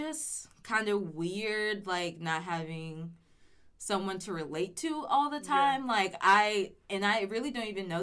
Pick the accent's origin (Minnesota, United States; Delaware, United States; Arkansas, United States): Arkansas, United States; El Dorado; moved away as an adult; now in Fayetteville, United States; I grew up in El Dorado, Arkansas, which is like a very southern rural area